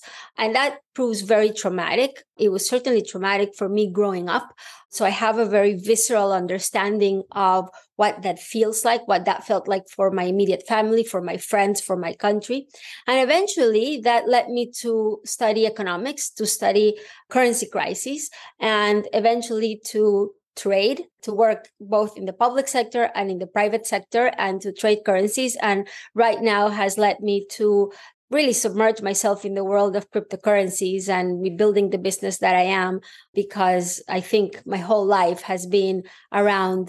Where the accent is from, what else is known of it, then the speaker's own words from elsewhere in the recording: Venezuela; moved away; I grew up in Venezuela